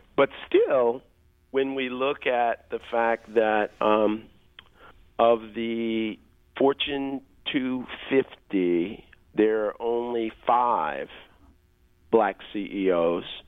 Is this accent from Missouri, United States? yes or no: yes; Kansas City, Missouri, United States; I grew up in Kansas City, Missouri